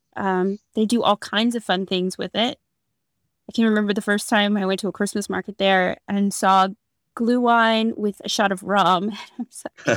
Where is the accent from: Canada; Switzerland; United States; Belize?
United States; the South; we're from the South